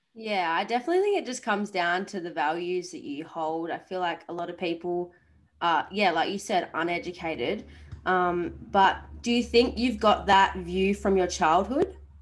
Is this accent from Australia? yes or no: yes; Esperance, Western Australia, Australia; moved away; my hometown which is Esperance